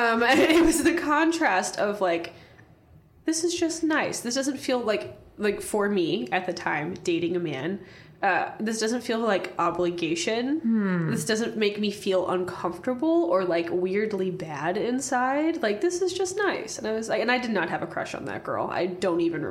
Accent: Warsaw, Indiana, United States; I'm from Warsaw, Indiana

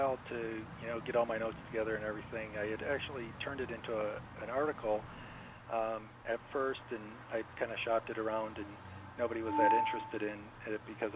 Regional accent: Michigan, United States; we're from Michigan, so it's an incredibly flat state

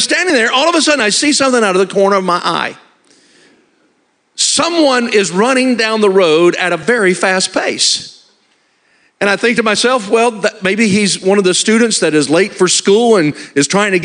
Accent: Alabama, United States; I was raised in Alabama, so I'm a southerner

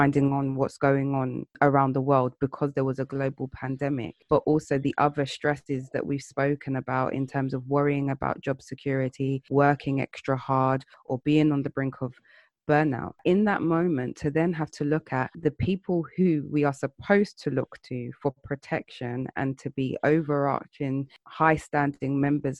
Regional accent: London, United Kingdom; As a Londoner, as a British person

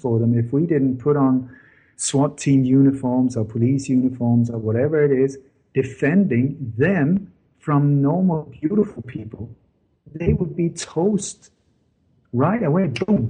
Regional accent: Denmark; English is a second language; I grew up in Denmark with a lot of stories from the Second World War when Denmark was under Nazi occupation.

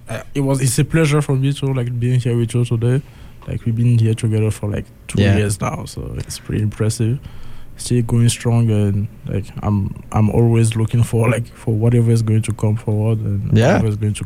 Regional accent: Libreville, Estuaire, Gabon; also born or lived in Lomé, Togo / France; now in Oregon, United States; I'm Togolese and Gabonese. I was born in Lomé, the capital city of Togo, but I was raised in Libreville in Gabon, then moved back to Togo again and spent 3 years of high school in France before moving to Oregon.

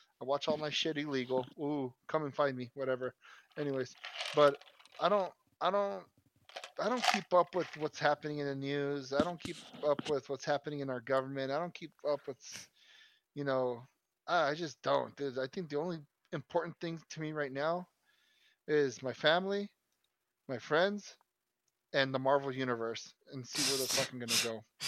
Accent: United States; I'm American as fuck.

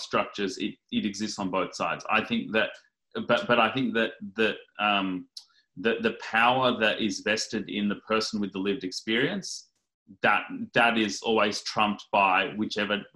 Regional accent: Australia; accent: Australian; I have an Australian accent

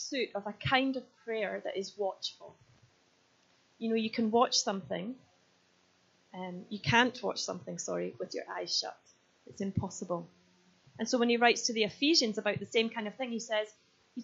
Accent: Scotland, United Kingdom; I am Scottish

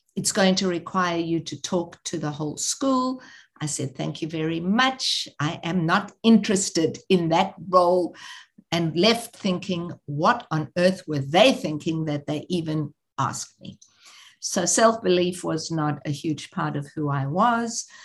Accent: South Africa; moved away; growing up in South Africa, I had never gone to Soweto.

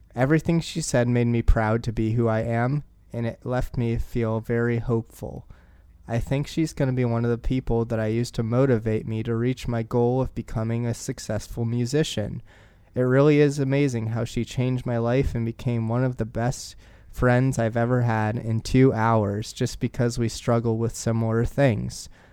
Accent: Portland, Oregon, United States; my hometown team

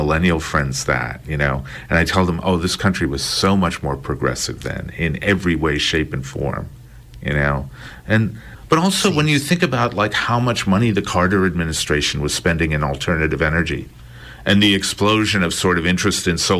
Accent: India; I didn't feel uncomfortable racially or anything, but being an Indian, somehow I wound up fitting in.

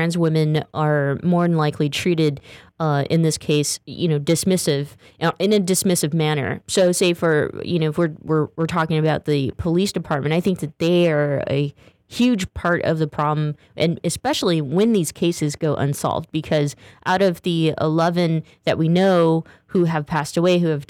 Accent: Stockton, California, United States; I'm from Stockton, California, so I know the Central Valley culture pretty well.

